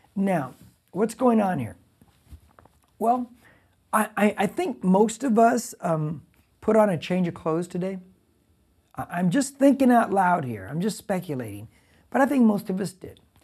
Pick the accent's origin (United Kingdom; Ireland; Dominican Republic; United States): United States; I'm an American. Because I'm an American citizen